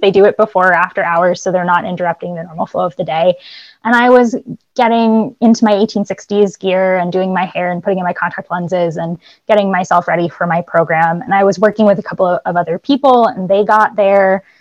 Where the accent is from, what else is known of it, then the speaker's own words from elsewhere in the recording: Boston, Massachusetts, United States; I grew up in the Boston area